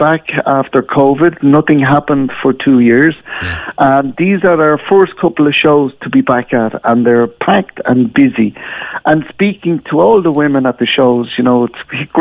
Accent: Gran Canaria, Canary Islands, Spain; moved away; I come from Spain, from Gran Canaria, and I work now with the boys

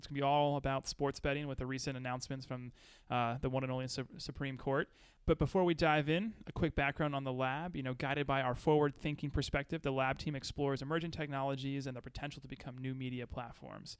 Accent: New Jersey, United States; We're all from Jersey.

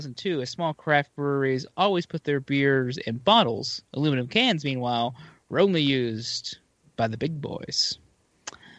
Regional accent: Kentucky, United States; I grew up in Kentucky

